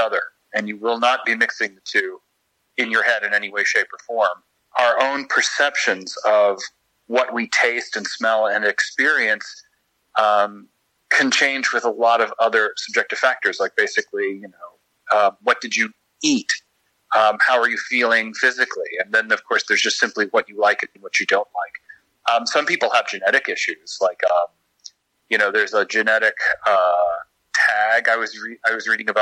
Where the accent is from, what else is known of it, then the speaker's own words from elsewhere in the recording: Kentucky, United States; I was born and raised in Kentucky